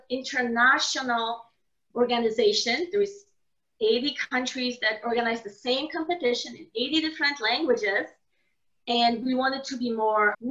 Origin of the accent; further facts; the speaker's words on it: Poland; moved away as an adult; I was born in Poland, so we studied in Poland